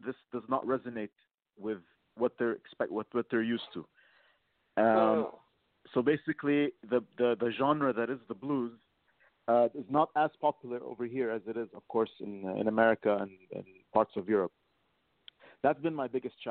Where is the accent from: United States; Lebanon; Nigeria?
Lebanon; now in Kuwait; I'm from Lebanon, and I currently live in Kuwait